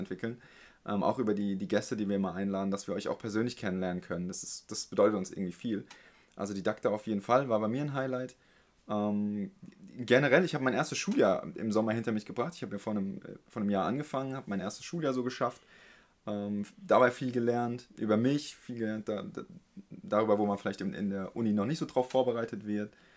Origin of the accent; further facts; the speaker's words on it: Heidelberg, Baden-Württemberg, Germany; als Heidelberger